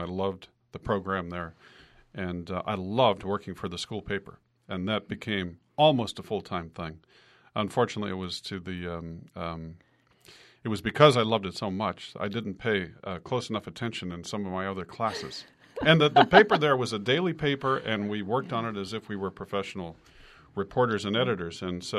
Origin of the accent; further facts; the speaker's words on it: California, United States; Yes, I'm from the Bay Area in Northern California.